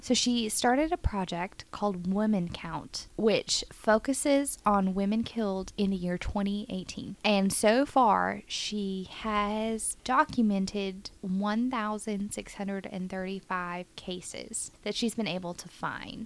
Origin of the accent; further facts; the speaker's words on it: Richardson, Texas, United States; the street where I grew up in Richardson